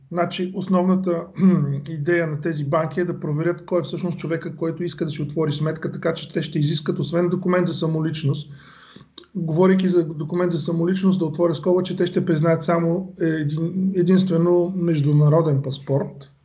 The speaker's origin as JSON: {"language": "Bulgarian", "country": "Bulgaria", "moved": "yes", "lives_now": "England, United Kingdom", "said": "ние сме си българи"}